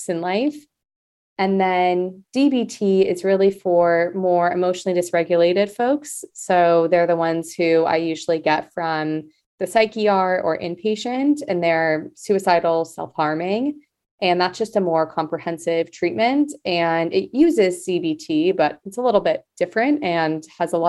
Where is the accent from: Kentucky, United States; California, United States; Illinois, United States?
California, United States; Los Angeles; born and raised in Los Angeles. I'm technically a Valley girl